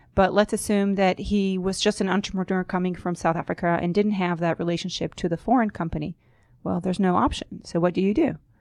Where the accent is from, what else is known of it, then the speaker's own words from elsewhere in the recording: Israel; moved away as an adult; also born or lived in New York; now in United States; I was born and raised in Israel